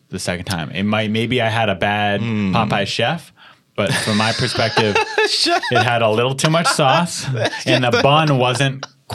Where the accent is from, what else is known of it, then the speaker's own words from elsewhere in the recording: San Diego, California, United States; now in Los Angeles, United States; I'm from there. It's my hometown.